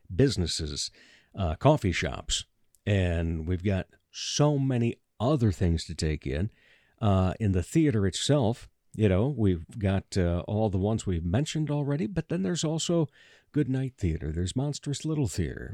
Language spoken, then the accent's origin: English; Rock Rapids, Iowa, United States; now in Sioux Falls, United States; I grew up down in Rock Rapids, you know, forty minute drive